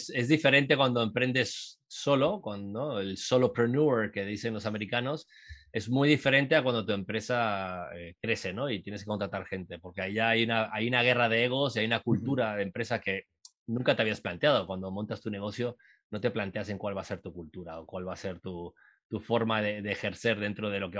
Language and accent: Spanish; Uruguay; moved away; also born or lived in Costa Rica / Guatemala; yo soy uruguayo, soy, me crié en Latinoamérica, viví en Costa Rica muchos años, eh, viví en Guatemala también, entonces yo venía con una idiosincrasia eh, centroamericana, sudamericana, terminé en Miami estudiando en la universidad